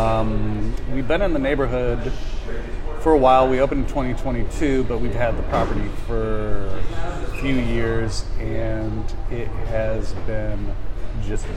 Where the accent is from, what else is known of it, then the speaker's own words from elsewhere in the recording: Chicago, Illinois, United States; now in Nashville, United States; From Chicago.